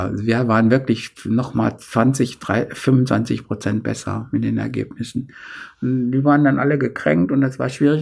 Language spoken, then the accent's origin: German; a village near Hildesheim, Lower Saxony, Germany; in unserem Dorf nie, nie jemand Abitur machte